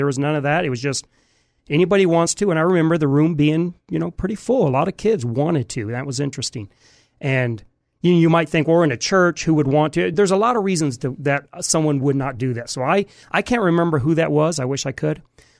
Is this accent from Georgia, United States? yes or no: no; Houston, Texas, United States; born there; also born or lived in Michigan; So I was born in Houston, but I'm not from pretty much anywhere. Until I was about 40, I never lived in the same house more than about 6 months. Wow. So we moved from Michigan to Houston and back every 6 months.